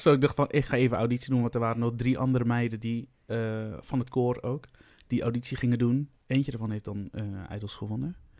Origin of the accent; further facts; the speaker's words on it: Vlissingen, Zeeland, Netherlands; moved away as an adult; ik ben dus opgegroeid in Vlissingen